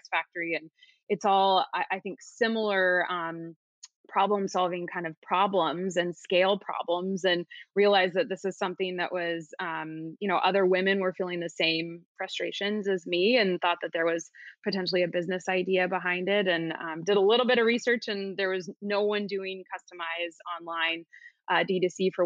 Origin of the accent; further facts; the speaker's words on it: Beaverton, Oregon, United States; As a girl growing up in Beaverton, Oregon, which is outside of Portland